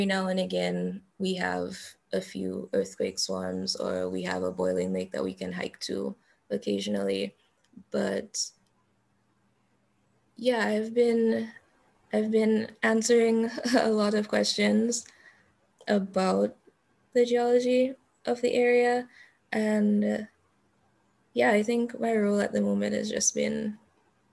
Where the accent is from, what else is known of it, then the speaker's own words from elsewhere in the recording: Dominica; I'm from Dominica, the nature island of the Caribbean.